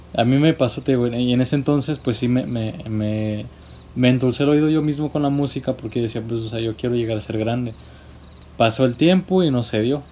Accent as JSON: {"language": "Spanish", "country": "Mexico", "said": "como buen mexicano"}